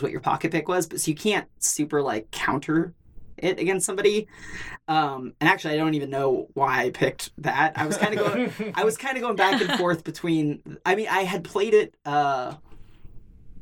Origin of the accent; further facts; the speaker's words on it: Fresno, California, United States; we grew up kind of in Fresno